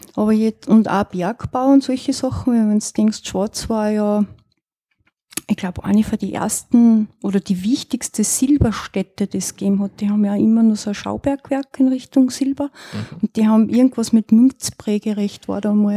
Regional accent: northern Styria, Austria; also born or lived in Innsbruck; ich komme ja selber aus dem Norden von der Steiermark

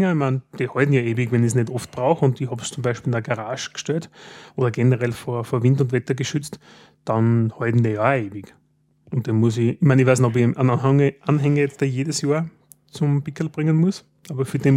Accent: Styria, Austria; Und als Steirer denkt man, äh, so lange arbeiten

